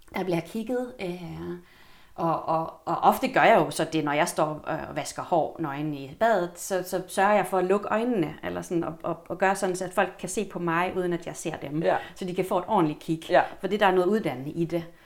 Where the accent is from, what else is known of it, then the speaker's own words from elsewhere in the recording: Helsingborg, Skåne, Sweden; moved away as an adult; now in Copenhagen, Denmark; Jeg kommer fra Sverige oprindeligt. Ja men har boet her eller i København i 21 år til sommer. Kommer fra Helsingborg